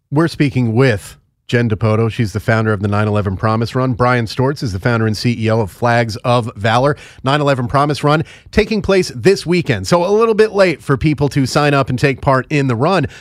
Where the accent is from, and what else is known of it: New York City metropolitan area, United States; also born or lived in Long Island; now in Maryland, United States